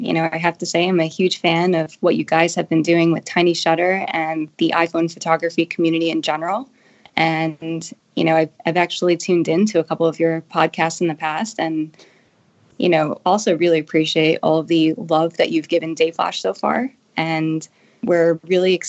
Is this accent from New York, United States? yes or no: yes; Long Island, New York, United States; I was actually born and raised in Long Island, New York